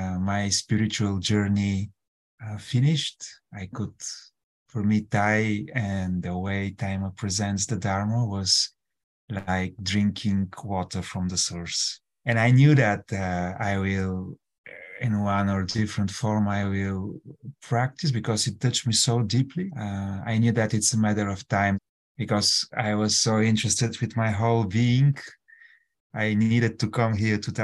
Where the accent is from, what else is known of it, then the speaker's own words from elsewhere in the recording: Bulgaria; moved away; I come from Bulgaria